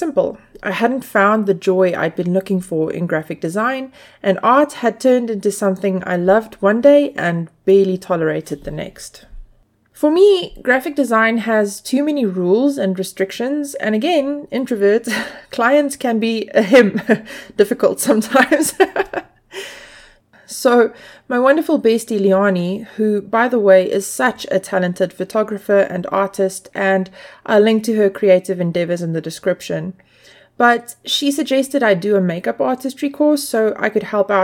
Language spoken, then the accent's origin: English; South Africa; I grew up in South Africa in a time when the film industry hadn't yet discovered the place